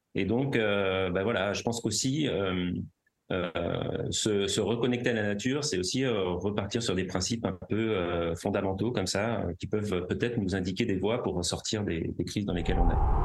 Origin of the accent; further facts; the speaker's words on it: Paris, Île-de-France, France; J'ai grandi à Paris